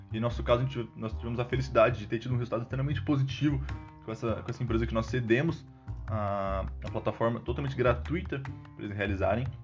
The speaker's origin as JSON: {"language": "Portuguese", "country": "Brazil", "said": "sou, sou brasileiro"}